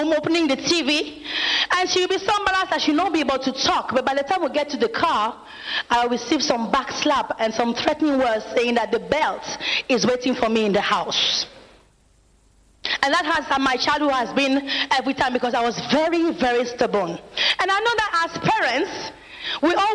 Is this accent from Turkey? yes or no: no; France; moved away as an adult; now in Nigeria; I'm from France, and I'm an evangelist here at the Synagogue Church of All Nations